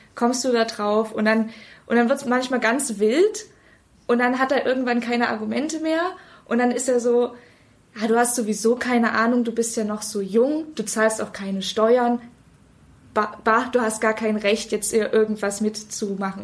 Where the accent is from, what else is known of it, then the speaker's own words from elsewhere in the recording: Dresden, Saxony, Germany; aus Dresden